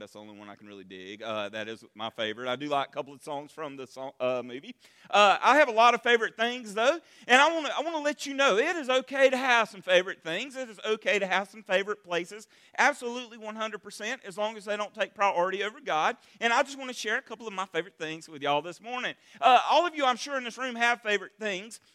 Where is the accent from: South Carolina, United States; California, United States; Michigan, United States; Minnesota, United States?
South Carolina, United States; Berea; now in Marietta, United States; Berea, my hometown